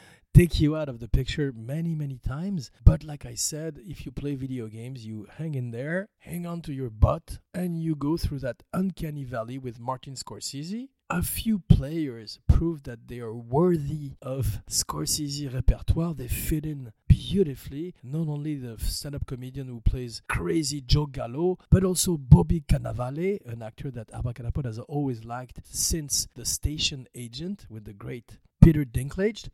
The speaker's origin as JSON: {"language": "English", "country": "France", "accent": "French", "said": "pardon my French accent."}